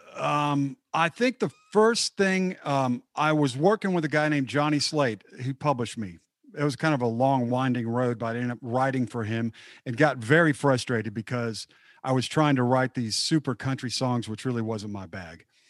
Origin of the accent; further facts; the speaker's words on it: Dallas, Texas, United States; I'm from the Dallas area